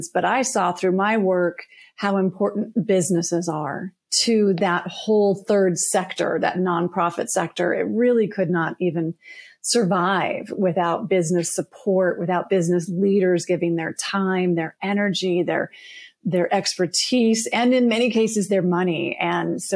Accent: Colorado, United States; I am originally from Colorado

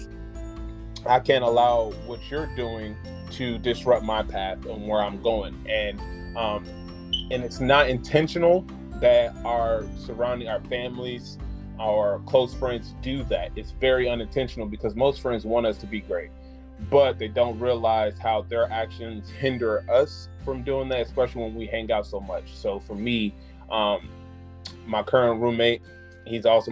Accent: Springfield, Illinois, United States; moved away as an adult; now in Charlotte, United States; I'm from Springfield, Illinois, and in my hometown

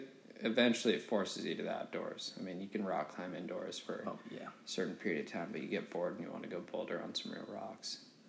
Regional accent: Charlotte, North Carolina, United States; oh, dude, I grew up in Charlotte.

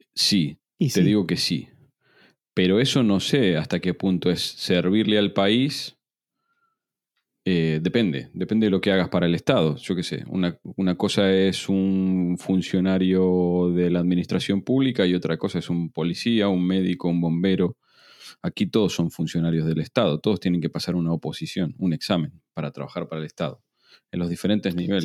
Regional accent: Argentina; now in Spain; yo estoy en un grupo de argentinos tech en el exterior

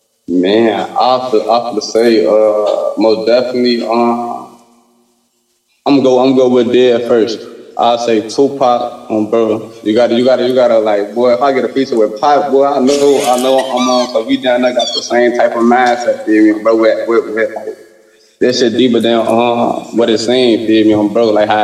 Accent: Chicago, Illinois, United States; I love my city, baby

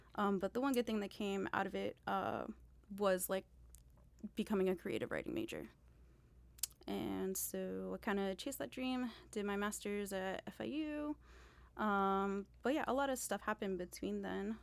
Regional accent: Miami, Florida, United States; I'm from Miami

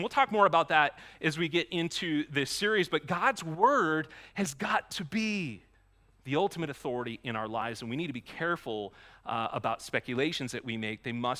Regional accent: Maine, United States; I grew up in Maine. I say aunt, not aunt.

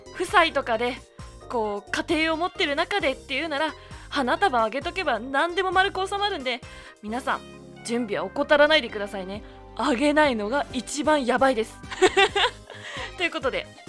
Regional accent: Yamagata, Japan; now in Kanto, Japan; 生まれ育ったところの季節感でのなんか季節感で過ごしてしまっているっていうところがあるんですけれども山形って桜が咲くのが4月の中旬

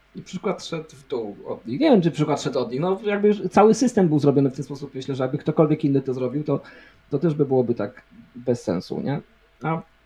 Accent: Poland; urodziliśmy się w Polsce

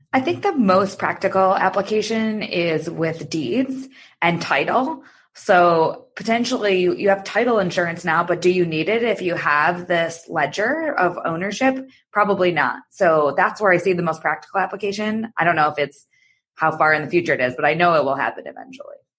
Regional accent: Michigan, United States; moved away as an adult; also born or lived in New York / Chicago; I'm from Michigan originally, and I went to business school there

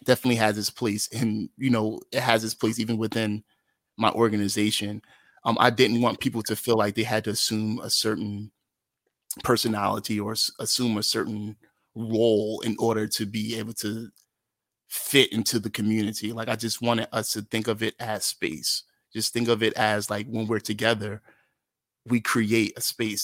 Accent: Atlantic City, New Jersey, United States; born or raised there; moved away as an adult; also born or lived in Brigantine, New Jersey / Philadelphia, Pennsylvania

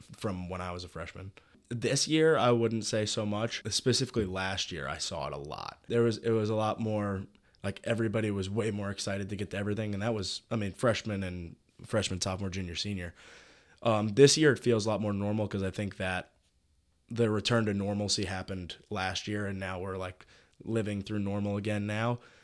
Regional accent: New York City, New York, United States; moved away as an adult; now in Oxford, Mississippi, United States; I'm from New York City

